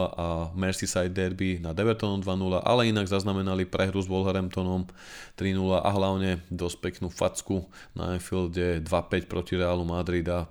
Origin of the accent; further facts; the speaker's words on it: Nitra, Nitra Region, Slovakia; Ja som moje rodné Nitre fandil od malička